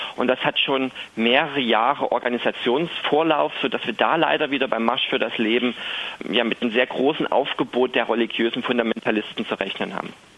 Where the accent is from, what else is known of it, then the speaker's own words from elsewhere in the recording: Berlin, Germany; bei uns in Berlin